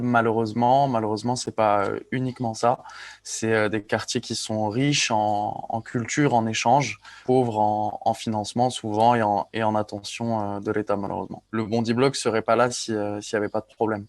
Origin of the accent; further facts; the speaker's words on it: Ajaccio, Corsica, France; moved away; je suis né à Ajaccio. J'ai grandi en Corse, j'ai grandi sur une île